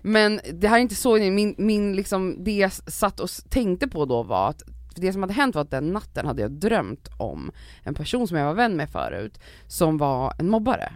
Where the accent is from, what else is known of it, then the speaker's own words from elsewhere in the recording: Stockholm, Stockholm County, Sweden; Jag växte upp i Farsta, det är arbetarklass, låg medelklass.